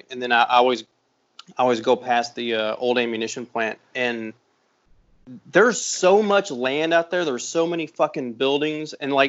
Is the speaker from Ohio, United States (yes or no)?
no; outside of Louisville, Indiana, United States; now in Kentucky, United States; I live in between Louisville and Cincinnati. I was raised I was raised outside of Louisville on the Indiana side.